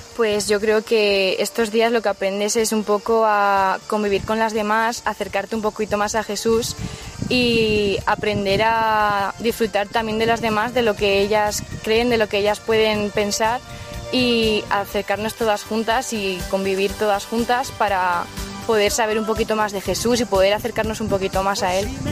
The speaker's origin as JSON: {"language": "Spanish", "town": "Cuenca", "region": "Castilla-La Mancha", "country": "Spain", "said": "soy de Cuenca"}